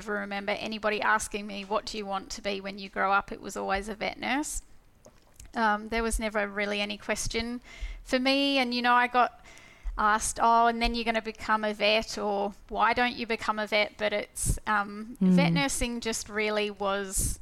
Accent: Perth, Western Australia, Australia; So I was born in Perth, so I've been here all my life. And I've done quite a bit of travelling, but my whole upbringing and career has been based here in Perth.

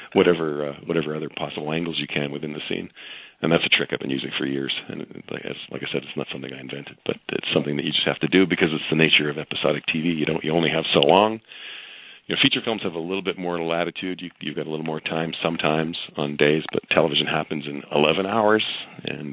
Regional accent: Canada; I'm Canadian

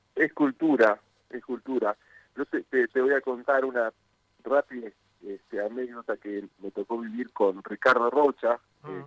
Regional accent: Argentina; now in Mexico; Soy argentino, más allá de que este, vivo en México

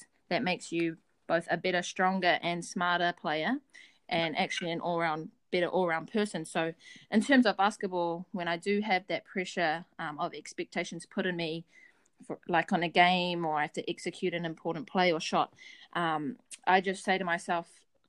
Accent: New Zealand; not only to represent New Zealand, but just to represent my family, my hometown, and my school.

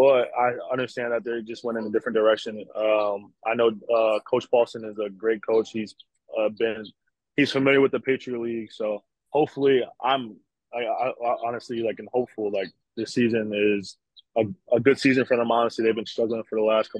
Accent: New Jersey, United States; moved away as an adult; also born or lived in Worcester, Massachusetts; now in Latvia; I'm from Jersey

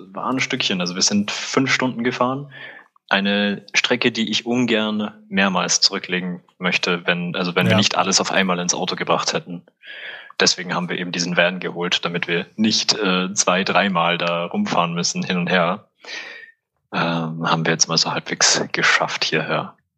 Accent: Salzburg, Austria; also born or lived in Vienna; now in Innsbruck, Austria; bin ich halt in Salzburg aufgewachsen

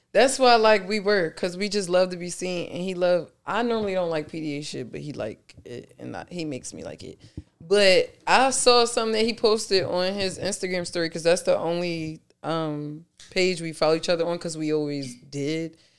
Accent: Philadelphia, Pennsylvania, United States; I'm really from South Philly.

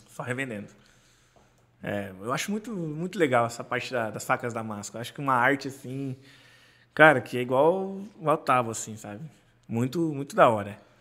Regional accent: Santa Catarina, Brazil; sou do, de Santa Catarina

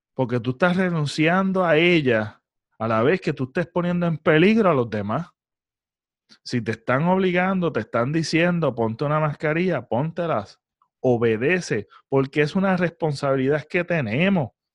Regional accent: Puerto Rico

